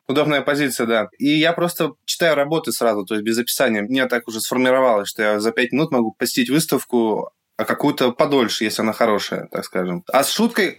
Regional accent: Yekaterinburg, Sverdlovsk Oblast, Russia; свой город, Екатеринбург

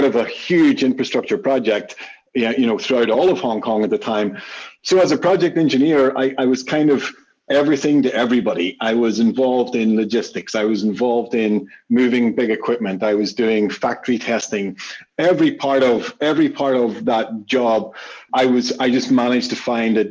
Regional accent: Belfast, Northern Ireland, United Kingdom; I'm from Belfast in Northern Ireland.

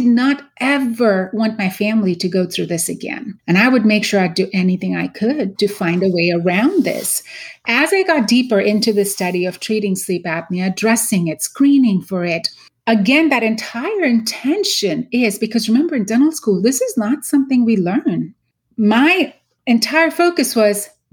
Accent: Mumbai, Maharashtra, India; moved away as an adult; also born or lived in Pittsburgh; now in United States; I was born and raised in Mumbai, India, went to dental school there

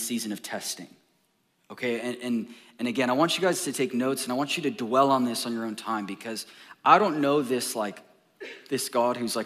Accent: Orange County, California, United States; now in Texas, United States; I come from Orange County, California

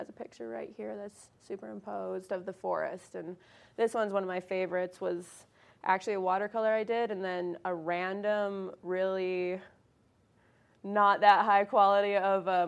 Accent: Canada; also born or lived in Arizona / Colorado Front Range; now in Vail, United States; I'm from Canada, and then I moved to Arizona

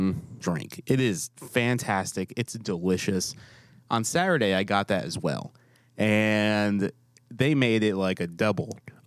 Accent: New York, United States; moved away; I'm from New York.

